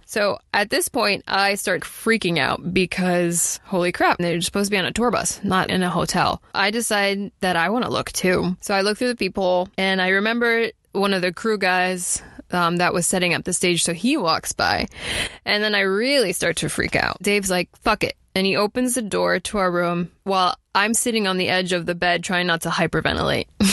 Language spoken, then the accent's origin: English; Miami, Florida, United States; we're from Miami